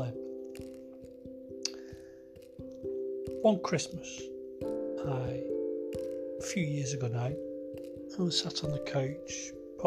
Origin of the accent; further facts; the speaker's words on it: Wigan, North West England, United Kingdom; I'm from Wigan